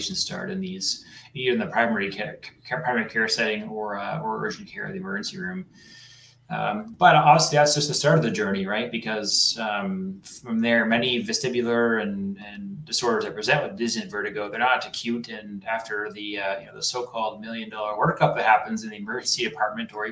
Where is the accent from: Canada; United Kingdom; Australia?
Canada; moved away as an adult; also born or lived in New Hampshire / North Carolina / Toronto; now in Massachusetts, United States; So I'm a Canadian, but I did a lot of my work in the United States.